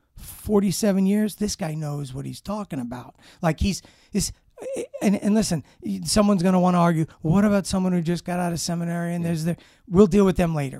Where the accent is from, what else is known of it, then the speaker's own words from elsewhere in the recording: New York City, New York, United States; I grew up in Brooklyn, Brooklyn, New York.